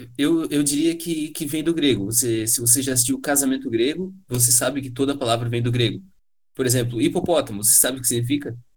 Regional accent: Brazil; enquanto brasileiros que ouvem música

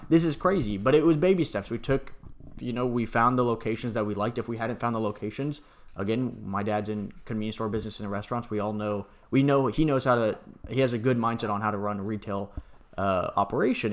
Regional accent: San Antonio, Texas, United States; also born or lived in Atlanta; I grew up in San Antonio

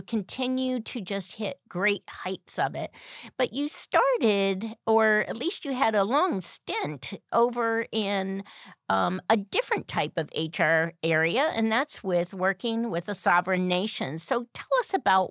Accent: Western New York, United States; I grew up in Western New York

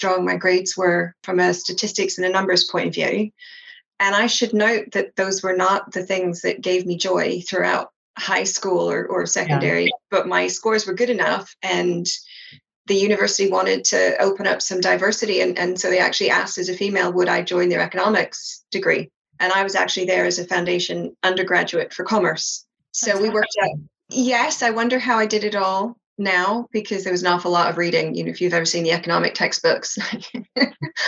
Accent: East Coast of Canada, Canada; moved away as an adult; now in London, United Kingdom; I grew up in the East Coast of Canada

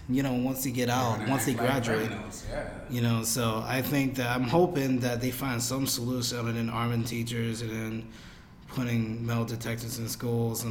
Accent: Jersey City, New Jersey, United States; I'm from Jersey, Lang City. And I went to the second most dangerous school in New Jersey at the time, which was Lang City High School.

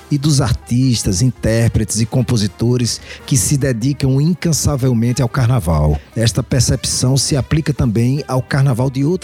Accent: Paulo Afonso, Bahia, Brazil; now in Recife, Brazil; na minha cidade natal, Paulo Afonso, na Bahia

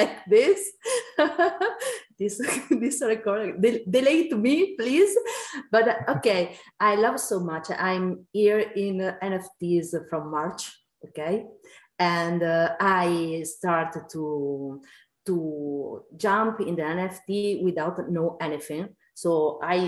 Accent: Italy; I'm from Italy

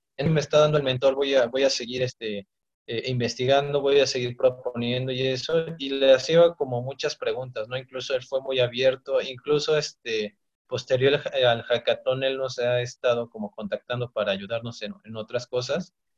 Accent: Ixtapaluca, State of Mexico, Mexico; yo soy este, de Ixtapaluca, del Estado de México.

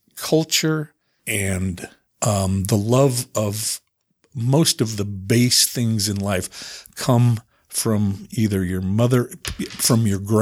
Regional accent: Salt Lake City, Utah, United States; also born or lived in Price, Utah; I was born in Price, Utah. My dad was a coach there for 3 years. He was a teacher. So one of the years he was there teaching, I was born.

